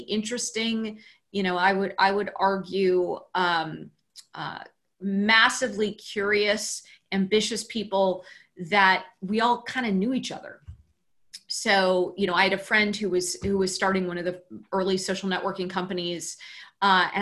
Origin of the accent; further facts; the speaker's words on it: Cupertino, California, United States; also born or lived in Palo Alto, California; I grew up in Cupertino, California, where Apple is headquartered